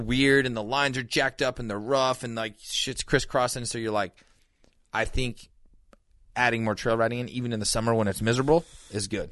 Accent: Montana, United States; growing up in Montana

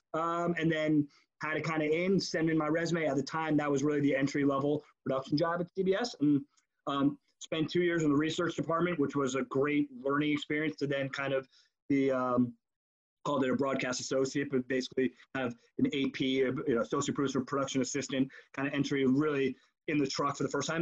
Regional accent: New York, United States; I I grew up in New York

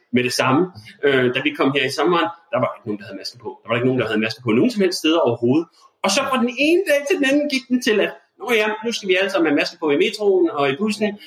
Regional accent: Denmark; moved away as an adult; also born or lived in United States; som dansker

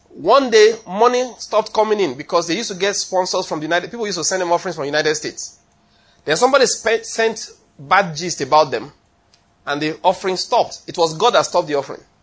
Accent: Ondo, Nigeria; moved away as an adult; also born or lived in Benin City, Edo / Taraba / Lagos; now in Enugu, Nigeria; I was born in Ondo State, did my university, University of Benin

